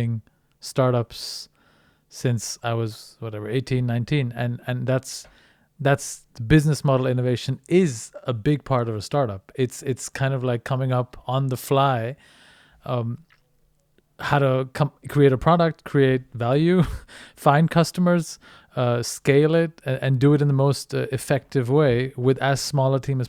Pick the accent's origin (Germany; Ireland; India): India; moved away; where I was brought up in India